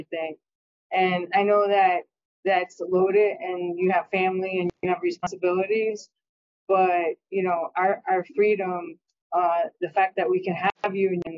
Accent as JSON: {"language": "English", "town": "Stratford", "region": "Connecticut", "country": "United States", "said": "I'm from Stratford, Connecticut."}